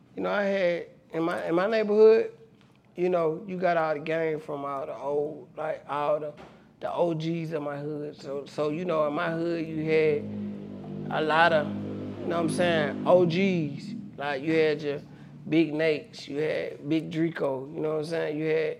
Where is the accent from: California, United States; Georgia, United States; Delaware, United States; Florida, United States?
Georgia, United States; Atlanta; I went to school in College Park, but I grew up on Bankhead.